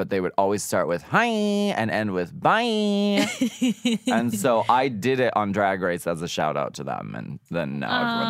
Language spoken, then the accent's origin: English; Erie, Pennsylvania, United States; Erie, Pennsylvania.